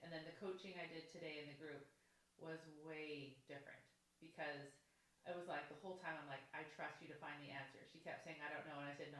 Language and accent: English; Canada; I'm from Canada.